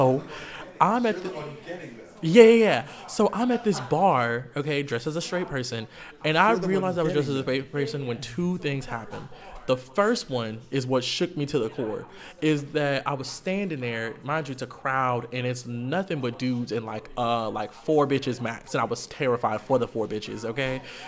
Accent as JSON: {"language": "English", "region": "Texas", "country": "United States", "said": "where you from? And I'd be like, I'm from Texas."}